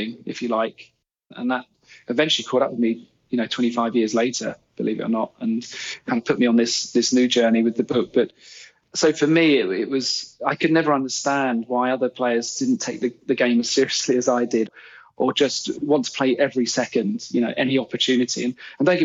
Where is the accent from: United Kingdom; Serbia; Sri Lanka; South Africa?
United Kingdom; England; also born or lived in Canada; as an English player